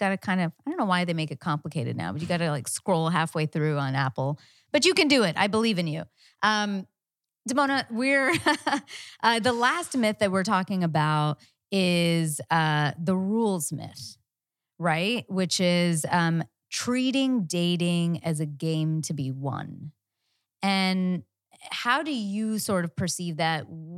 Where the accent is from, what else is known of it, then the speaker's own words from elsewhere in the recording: India; I'm Indian. I love math.